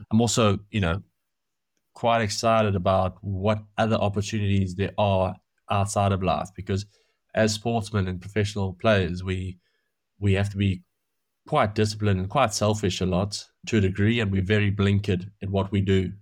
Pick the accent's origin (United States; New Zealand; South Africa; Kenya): South Africa; moved away as an adult; also born or lived in Manchester; now in England; growing up in South Africa